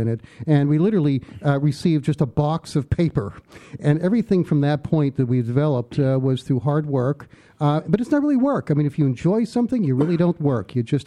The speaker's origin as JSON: {"language": "English", "town": "Pittsburgh", "region": "Pennsylvania", "country": "United States", "tie": "born or raised there", "moved": "as an adult", "lives_now": "New York City, United States", "said": "originally I grew up in Pittsburgh"}